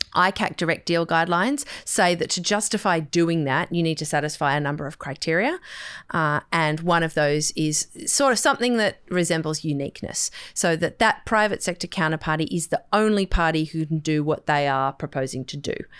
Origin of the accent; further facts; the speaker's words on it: Sydney, New South Wales, Australia; I grew up on the North Shore